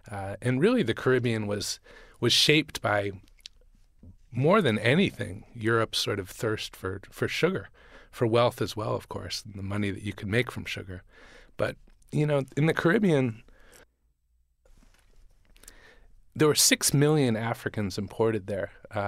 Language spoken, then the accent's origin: English; Vermont, United States; also born or lived in Boston, Massachusetts; I grew up mostly in Vermont, was born in Boston, but grew up in Vermont.